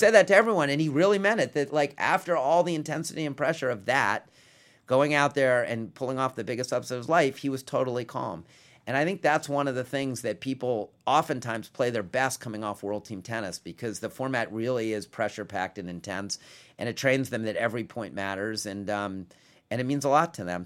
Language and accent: English; Washington, District of Columbia, United States; I grew up in Washington